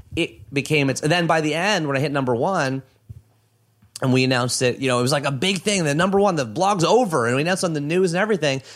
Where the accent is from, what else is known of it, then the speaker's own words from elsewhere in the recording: Oshawa, Ontario, Canada; also born or lived in Toronto; I was from Oshawa. That's where I'm from. So I'm from a small town.